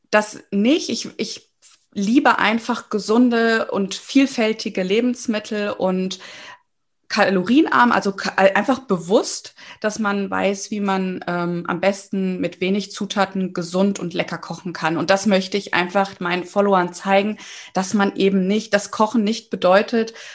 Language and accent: German; Giessen, Hesse, Germany; Ja, hallo. Also … ich komme aus Gießen, bin 32 Jahre alt, bin zweifache Mama von zwei Töchtern